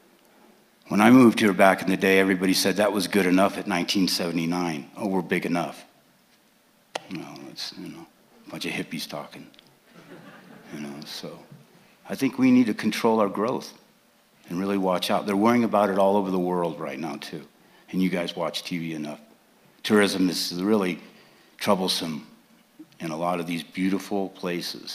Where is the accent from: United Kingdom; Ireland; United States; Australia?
United States; California; now in Crested Butte, United States; I'm from California